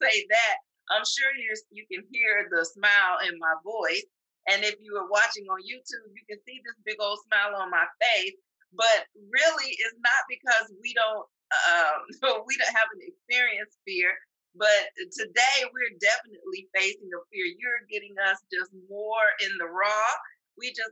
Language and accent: English; Arkansas, United States; moved away as an adult; also born or lived in Washington, D.C.; now in Georgia, United States; I'm originally from Arkansas.